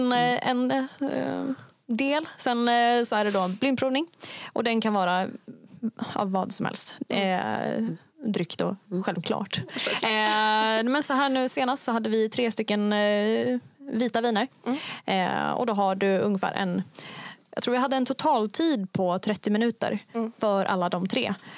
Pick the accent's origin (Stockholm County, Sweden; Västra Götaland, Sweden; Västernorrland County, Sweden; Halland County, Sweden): Västernorrland County, Sweden; Kramfors; now in Umeå, Sweden; kommer inte härifrån Umeå, jag kommer från Kramfors, en liten by eh, i Höga Kusten. Eh, och flyttade hit till Umeå 2016